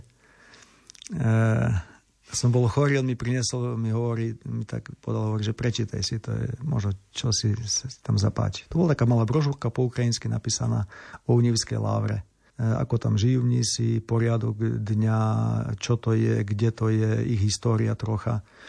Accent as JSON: {"language": "Slovak", "town": "Olšavica", "country": "Slovakia", "also_born_or_lived": "Univ, Ukraine / Lviv, Ukraine / Rome, Italy", "moved": "as an adult", "lives_now": "Ukraine", "said": "som mal aj farára u nás v Olševici"}